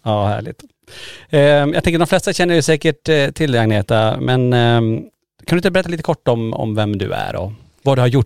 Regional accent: Kiruna, Norrbotten County, Sweden; vi är födda och uppvuxna i Kiruna

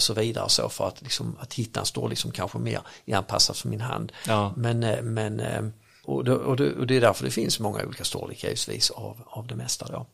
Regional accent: Örkelljunga, Skåne, Sweden; accent: Scanian; Jag kommer från Akerljunga

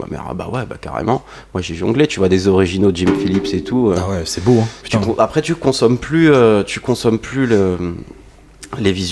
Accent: Provence-Alpes-Côte d'Azur, France; Qu'est-ce que j'ai fait Je viens d'un petit village là du Var

